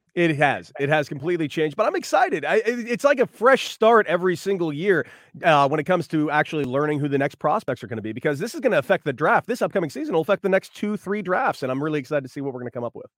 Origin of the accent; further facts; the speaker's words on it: Los Angeles, California, United States; I'm from the West Coast. I'm from Los Angeles